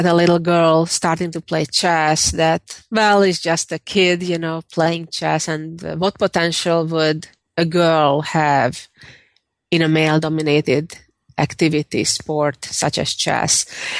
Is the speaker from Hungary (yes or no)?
yes; Budapest, Hungary; moved away as an adult; also born or lived in New York / Texas; now in St. Louis, United States; I was born and raised in Budapest, Hungary, and I moved to the U.S. 20 years ago, lived in New York for 13 of those 20 years, and I lived in Texas 5 and live in St. Louis, Missouri currently.